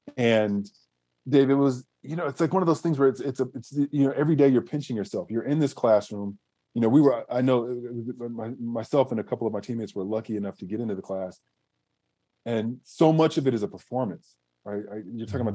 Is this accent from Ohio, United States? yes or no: no; Southern California, United States; growing up in Southern California, watching the Lakers in the '80s